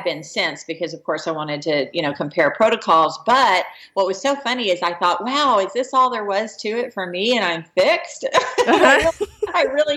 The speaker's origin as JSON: {"language": "English", "town": "San Antonio", "region": "Texas", "country": "United States", "also_born_or_lived": "Dallas, Texas", "said": "San Antonio originally, and then I lived in Dallas for a period of time"}